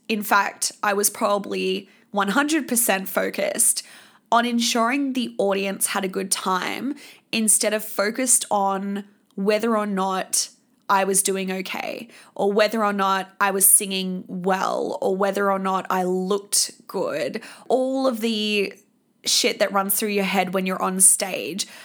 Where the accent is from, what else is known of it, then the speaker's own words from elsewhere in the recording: Sydney, New South Wales, Australia; moved away; my hometown